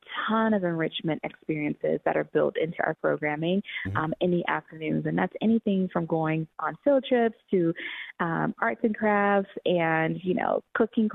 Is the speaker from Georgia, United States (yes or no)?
yes; Atlanta, Georgia, United States; now in Denver, United States; I grew up in Atlanta, Georgia.